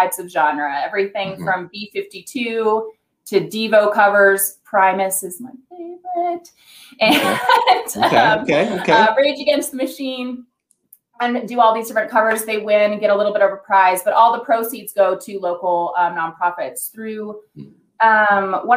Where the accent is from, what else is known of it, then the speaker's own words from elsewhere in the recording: Orange County, California, United States; now in Colorado, United States; I lived in Orange County